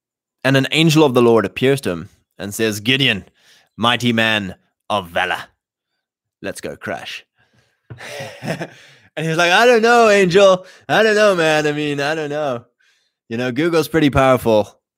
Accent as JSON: {"language": "English", "country": "Canada", "said": "I'm Canadian."}